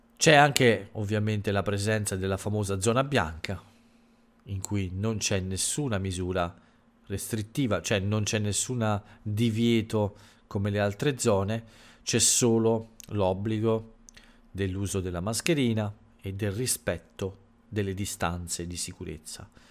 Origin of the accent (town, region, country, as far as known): Italy